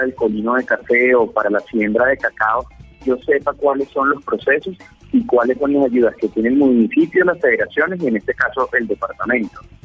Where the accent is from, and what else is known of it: Venezuela; also born or lived in Pereira, Colombia; now in Colombia